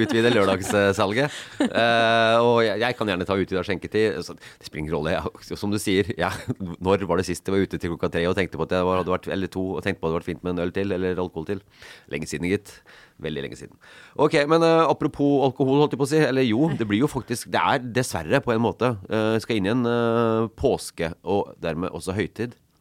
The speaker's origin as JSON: {"language": "Norwegian", "town": "Elverum", "region": "Innlandet", "country": "Norway", "also_born_or_lived": "Stavanger", "moved": "as an adult", "said": "jeg kom fra Elverum."}